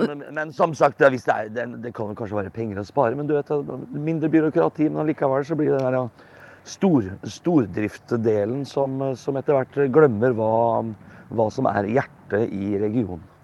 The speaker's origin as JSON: {"language": "Norwegian", "region": "Østfold", "country": "Norway", "said": "jeg er fra Østfold"}